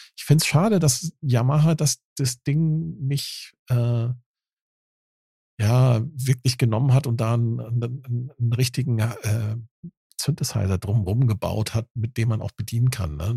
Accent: Dithmarschen, Schleswig-Holstein, Germany; ich komme ja vom Land aus Dithmarschen

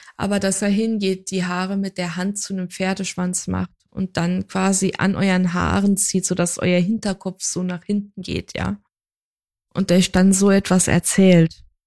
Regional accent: Saarland, Germany; ich ja halt gebürtige Saarländerin bin

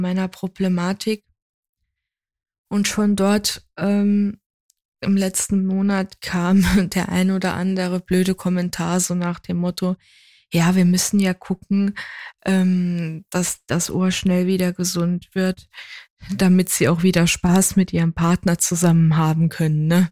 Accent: Saarland, Germany; ich ja halt gebürtige Saarländerin bin

